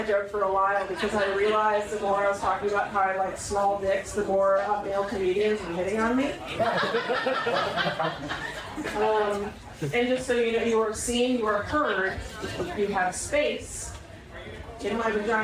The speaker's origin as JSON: {"language": "English", "region": "Indiana", "country": "United States", "tie": "born or raised there", "also_born_or_lived": "Minnesota", "moved": "yes", "said": "I was born in Minnesota, and then I grew up in Indiana"}